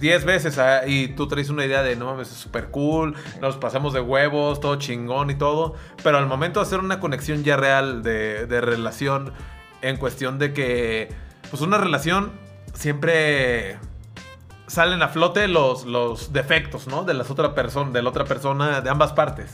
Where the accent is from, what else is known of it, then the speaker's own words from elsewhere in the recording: Sayula, Jalisco, Mexico; moved away; yo vivía en Sayula